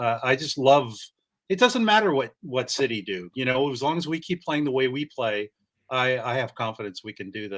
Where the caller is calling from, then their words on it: California, United States; San Francisco Bay Area. Yeah.